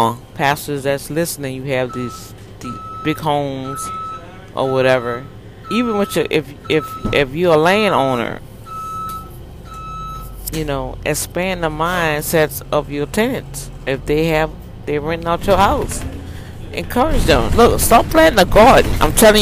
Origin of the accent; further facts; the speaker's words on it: New Orleans, Louisiana, United States; When I was growing up in New Orleans, my mama had all that in her garden.